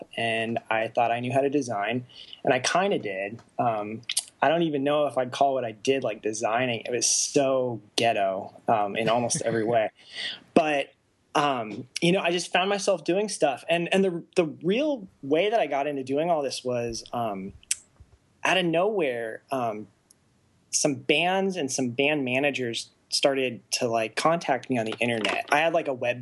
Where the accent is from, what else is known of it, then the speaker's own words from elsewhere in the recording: Arizona, United States; moved away as an adult; also born or lived in Japan / Tempe, Arizona; now in Los Angeles, United States; I was born in Japan. I lived there for about 3 or 4 years, and then I was really raised in Arizona